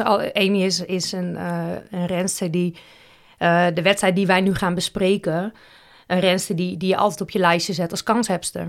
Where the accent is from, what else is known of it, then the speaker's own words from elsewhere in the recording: Roosendaal, North Brabant, Netherlands; also born or lived in Huijbergen; in mijn paspoort staat gewoon Roosendaal en Nispen. Dus ik denk dat dat, of ja, dat is gewoon de gemeente waar ik geboren ben